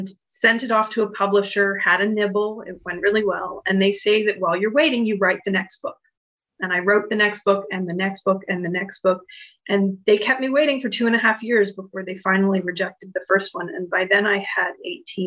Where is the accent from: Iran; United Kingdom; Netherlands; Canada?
Canada; I'm Canadian